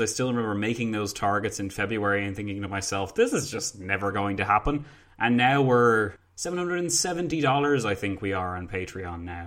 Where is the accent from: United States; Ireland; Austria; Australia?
Ireland; I'm from Ireland.